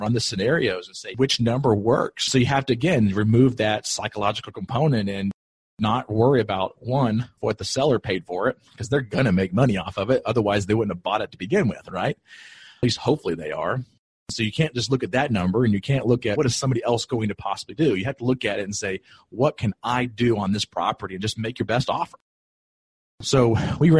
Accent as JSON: {"language": "English", "town": "Greenville", "region": "South Carolina", "country": "United States", "tie": "born or raised there", "moved": "as an adult", "said": "I'm originally from Greenville, South Carolina. That's where I grew up."}